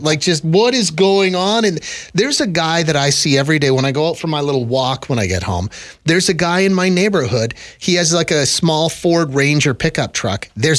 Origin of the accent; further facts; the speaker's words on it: Ontario, Canada; I grew up in Southern Ontario.